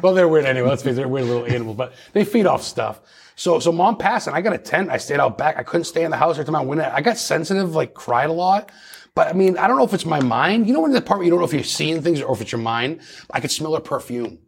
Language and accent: English; Lisbon, Maine, United States; growing up in Lisbon, Maine